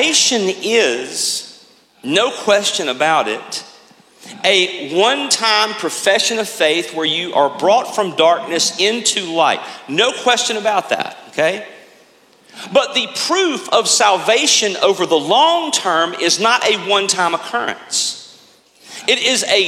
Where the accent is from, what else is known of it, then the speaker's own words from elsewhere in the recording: United States; as American Christians